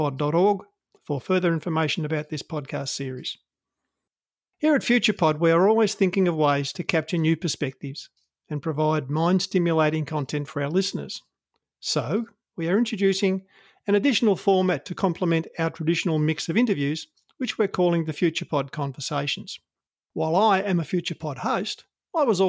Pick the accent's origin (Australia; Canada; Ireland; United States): Australia; I'm an Australian